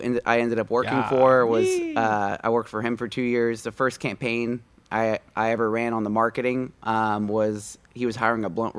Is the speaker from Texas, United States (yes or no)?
yes; Houston, Texas, United States; I'm originally from Houston, Texas.